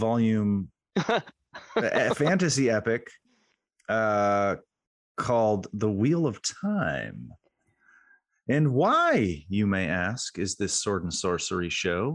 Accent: Halifax, Nova Scotia, Canada; my hometown

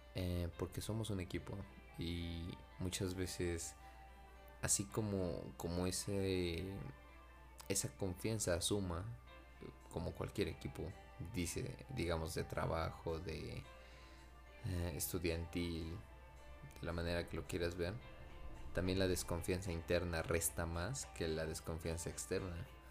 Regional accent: Mexico; mi pueblo natal, Napaltepec

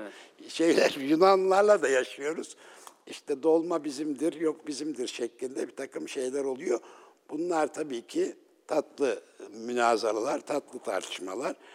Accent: Ünye, Ordu, Turkey; ben e, Ünyeliyim

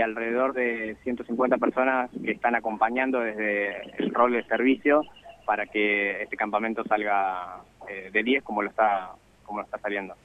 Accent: Buenos Aires, Argentina; De Buenos Aires

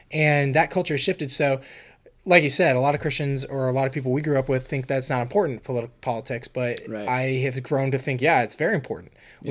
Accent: California, United States; moved away as an adult; also born or lived in Florida; now in Pennsylvania, United States; I grew up in California all you know 18 years of my life in high school

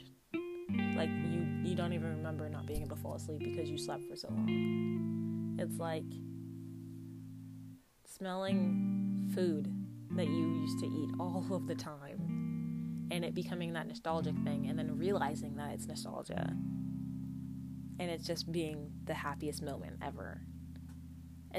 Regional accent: United States; I grew up in the States.

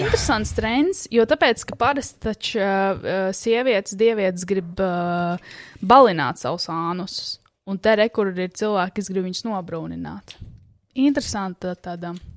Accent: Latvia; mēs esam latvieši

